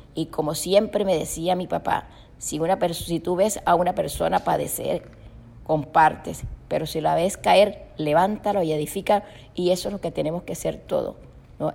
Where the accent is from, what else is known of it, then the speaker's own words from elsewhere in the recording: Cartagena, Bolívar, Colombia; now in Miami, United States; cerca del hospital donde yo nací, en Mamonal